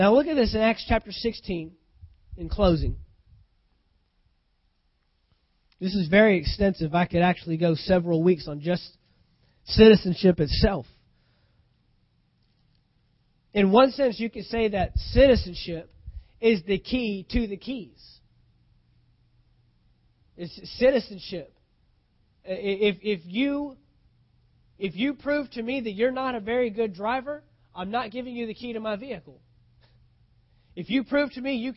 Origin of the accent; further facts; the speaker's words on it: United States; an American United States citizen